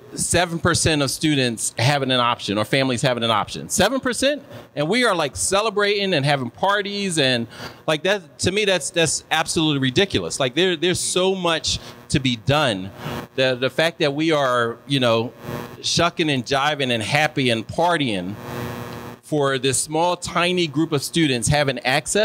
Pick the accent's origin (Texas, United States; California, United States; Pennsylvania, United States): Pennsylvania, United States; Philadelphia; I'm from Philly